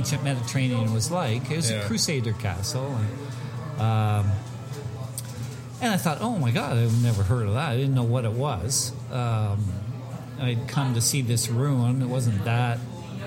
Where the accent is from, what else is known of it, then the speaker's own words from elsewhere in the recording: Canada; I'm from Canada